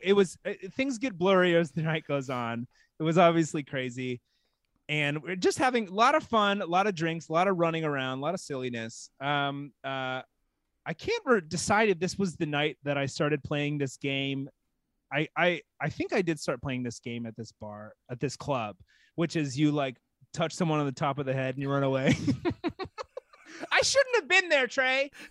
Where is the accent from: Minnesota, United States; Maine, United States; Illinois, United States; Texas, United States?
Texas, United States; I am a Texan. I'm from Texas